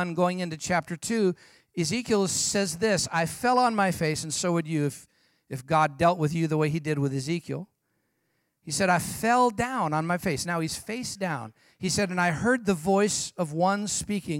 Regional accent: San Jose, California, United States; I'm from San Jose, California, as Pastor John mentioned

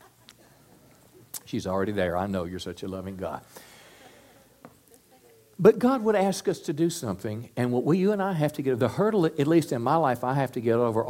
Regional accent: United States

